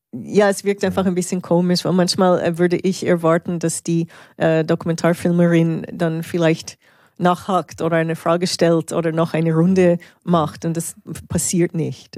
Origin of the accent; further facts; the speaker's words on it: Canada; now in Switzerland; als in der Schweiz lebende Kanadierin